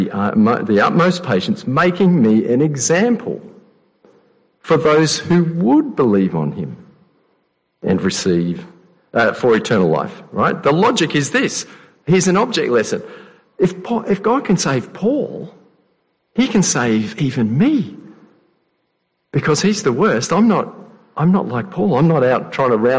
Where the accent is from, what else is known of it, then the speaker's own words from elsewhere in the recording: Adelaide, South Australia, Australia; moved away as an adult; also born or lived in Sydney; I grew up in Adelaide.